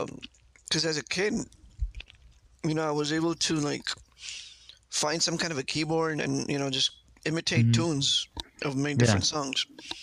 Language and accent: English; Riyadh, Riyadh Province, Saudi Arabia; born there; We were there. Yeah, I was born in Riyadh.